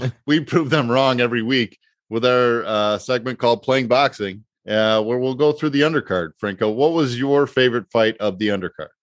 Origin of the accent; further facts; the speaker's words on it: United States; I'm from the States